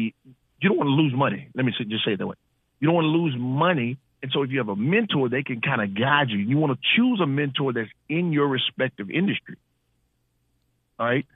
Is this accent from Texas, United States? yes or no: yes; Houston, Texas, United States; moved away; I'm originally from Houston